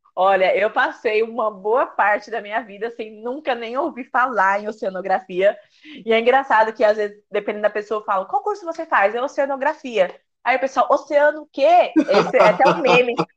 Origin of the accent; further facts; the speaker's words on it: São Paulo, Brazil; moved away as an adult; now in Recife, Brazil; eu nasci em São Paulo, sou né, de São Paulo, amo São Paulo, é, vivi muito tempo né, da minha vida ali.